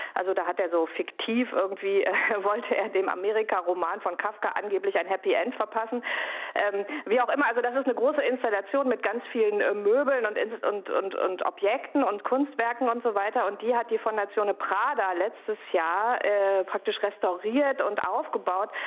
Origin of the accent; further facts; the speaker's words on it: Bochum, North Rhine-Westphalia, Germany; ich komme ja aus Bochum. Das heißt, als Kind des Ruhrgebiets